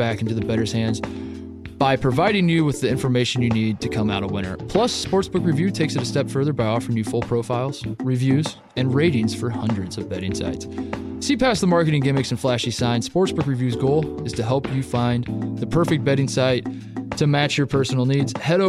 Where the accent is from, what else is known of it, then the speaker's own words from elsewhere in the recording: Indiana, United States; moved away; also born or lived in Columbus, Ohio; I grew up in Indiana